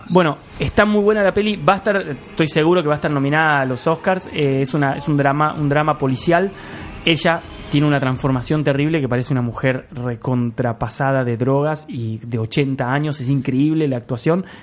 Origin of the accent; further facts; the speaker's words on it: Santa Fe, Argentina; No, no, no. No, yo soy de Santa Fe.